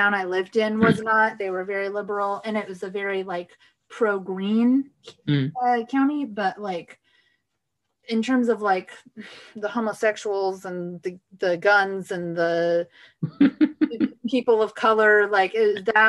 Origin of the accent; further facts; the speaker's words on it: Riverside, California, United States; now in Portland, United States; Yeah, so I'm from the Inland Empire, i.e., I'm from Riverside, California.